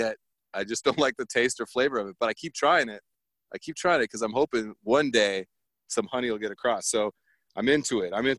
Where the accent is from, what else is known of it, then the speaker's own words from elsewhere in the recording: California, United States; Myself, growing up in Southern California, every single Berto's 24-hour drive-through had the best carne asada burritos.